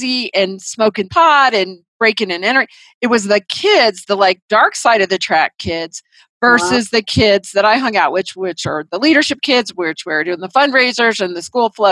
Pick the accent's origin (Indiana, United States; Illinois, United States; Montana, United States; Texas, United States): Indiana, United States; Indianapolis; moved away as an adult; now in Colorado, United States; I grew up in Indianapolis, Indiana